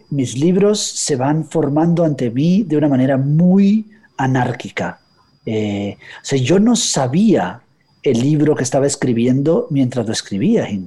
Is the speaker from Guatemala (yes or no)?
yes; Guatemala; pero cuando voy a Guatemala, de pronto cambia mi acento un poco, cambio el español, empiezo a hablar de voz, ¿no?